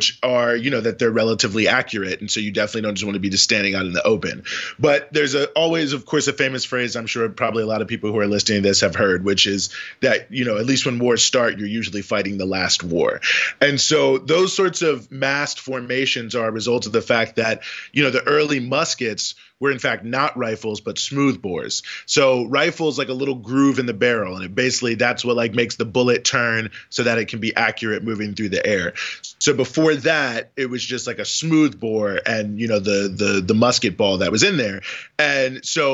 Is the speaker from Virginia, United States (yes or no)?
yes; Charlottesville, Virginia, United States; I'm from Charlottesville, Virginia